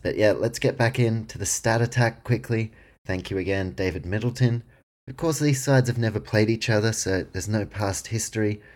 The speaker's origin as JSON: {"language": "English", "country": "New Zealand", "tie": "born or raised there", "said": "I was born in New Zealand, grew up supporting the warriors"}